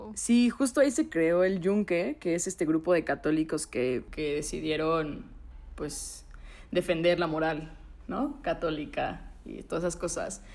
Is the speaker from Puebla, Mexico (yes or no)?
yes; Puebla, Mexico; soy de Puebla